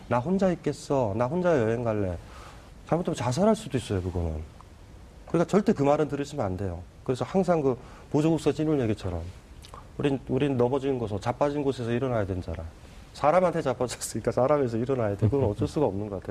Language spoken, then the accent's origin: Korean; South Korea; 내가 한국인임을